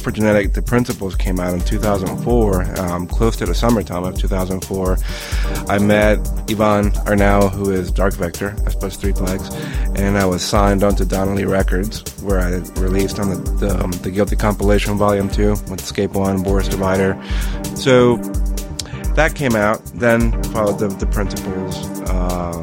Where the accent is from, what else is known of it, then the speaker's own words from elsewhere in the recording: Colombia; now in United States; I was raised in Colombia, but I was born here in the U.S